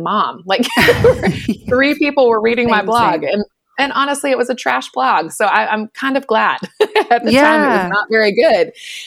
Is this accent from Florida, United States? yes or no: no; North Carolina, United States; I was born and raised in North Carolina